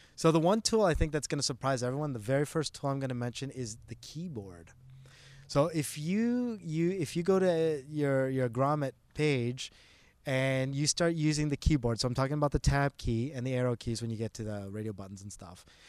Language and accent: English; Canada; moved away as an adult; also born or lived in Toronto; now in Bay Area, United States; I am Canadian.